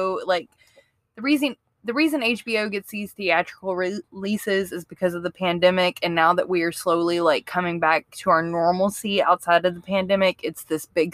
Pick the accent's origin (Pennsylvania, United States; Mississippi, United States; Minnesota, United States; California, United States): Mississippi, United States; I grew up in Mississippi